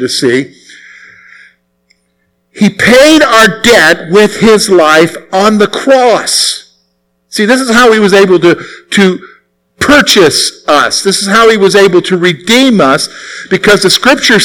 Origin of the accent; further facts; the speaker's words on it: the South, United States; I grew up in the South